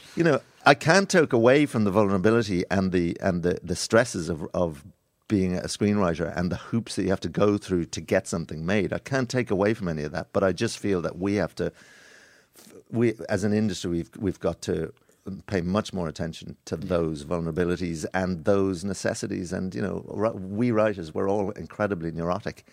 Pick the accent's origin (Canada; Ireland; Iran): Ireland